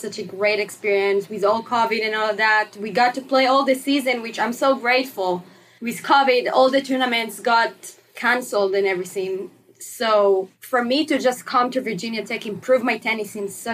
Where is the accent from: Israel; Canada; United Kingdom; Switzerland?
Israel; Herzliya, Tel Aviv District; moved away as an adult; now in Blacksburg, United States; I'm from Israel, actually, Herzliya, Israel